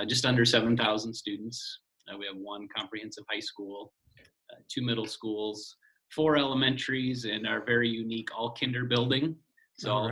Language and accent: English; Wisconsin, United States; moved away as an adult; now in Washington, United States; I grew up in Wisconsin, went to college there